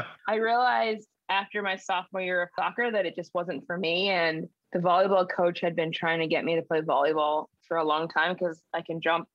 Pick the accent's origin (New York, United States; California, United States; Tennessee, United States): California, United States; Los Angeles; moved away as an adult; Born and raised in Los Angeles, California